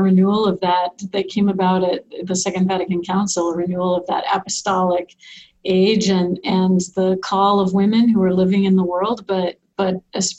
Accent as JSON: {"language": "English", "region": "Nebraska", "country": "United States", "tie": "born or raised there", "also_born_or_lived": "Omaha, Nebraska / Steubenville, Ohio", "moved": "as an adult", "lives_now": "Rapid City, United States", "said": "I've been living in Rapid City for about the last 20 years or so. But I grew up in Nebraska. I'm a Midwesterner at heart. And so lived most of my life here in the Midwest."}